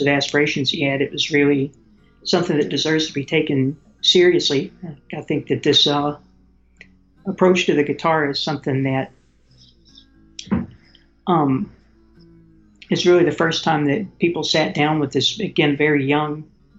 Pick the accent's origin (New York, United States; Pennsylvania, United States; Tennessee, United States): Tennessee, United States; moved away as an adult; growing up in Tennessee, where I've lived all my life until just a few years ago